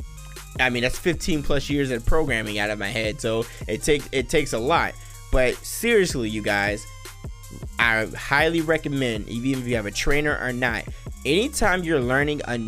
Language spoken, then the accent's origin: English; Las Vegas, Nevada, United States; I am born and raised in Las Vegas, Nevada. I am a Nevadan. I was born in Sin City.